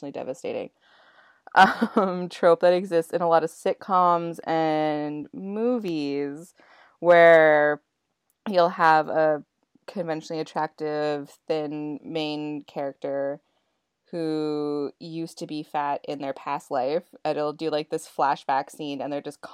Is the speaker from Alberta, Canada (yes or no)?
no; Dawson Creek, British Columbia, Canada; now in Vancouver, Canada; my hometown in Dawson Creek